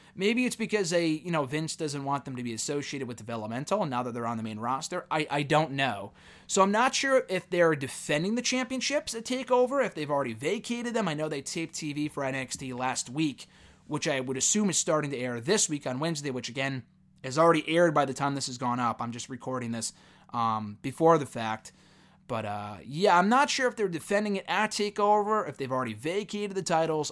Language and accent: English; Connecticut, United States; my hometown in Connecticut, in Bridgeport, Connecticut